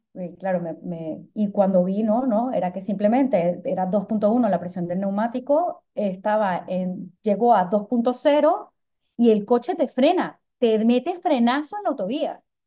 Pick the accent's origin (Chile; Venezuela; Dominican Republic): Venezuela; yo como soy venezolana